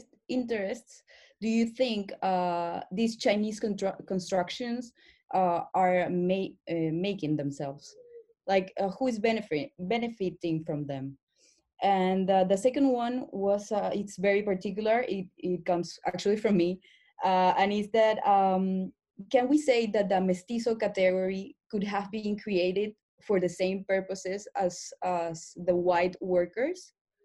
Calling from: Lima, Peru; English is a second language; I am connecting from Lima, Peru.

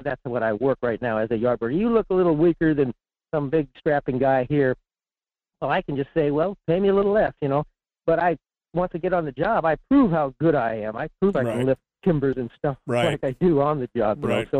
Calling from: Fairbanks, Alaska, United States; in Fairbanks.

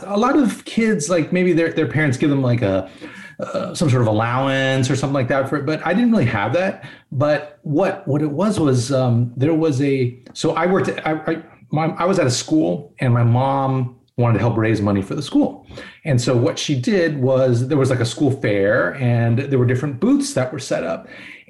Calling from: Tampa, Florida, United States; I'm dialing in from Tampa, Florida.

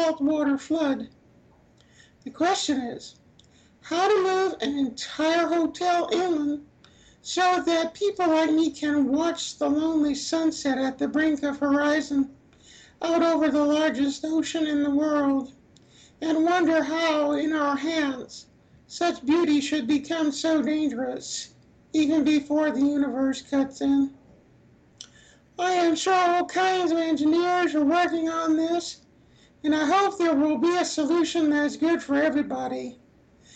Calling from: Hawaii, United States; I'm calling from Hawaii

